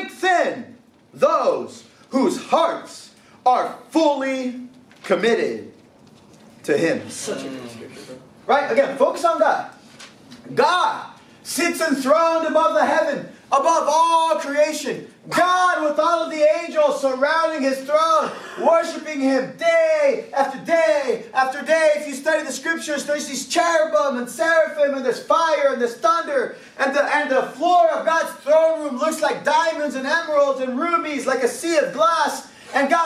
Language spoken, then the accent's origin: English; California, United States; I'm from California